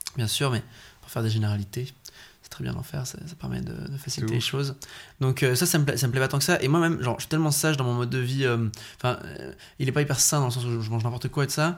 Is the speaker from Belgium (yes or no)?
yes; Belgium; chez nous en Belgique